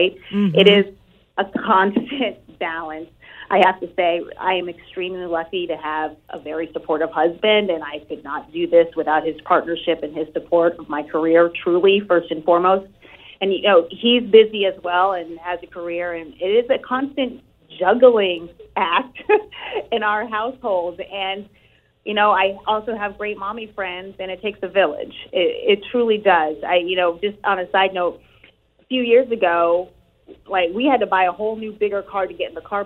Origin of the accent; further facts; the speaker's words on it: New England, United States; here in New England, in my hometown, my area.